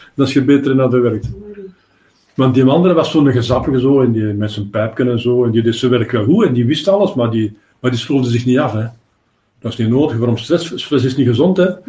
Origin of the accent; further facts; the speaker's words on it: Antwerp, Flanders, Belgium; ik ben van Antwerpen